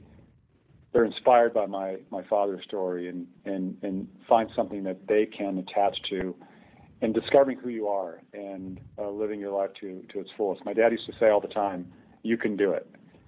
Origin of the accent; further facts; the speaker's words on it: Frederick, Colorado, United States; where I grew up, Frederick, Colorado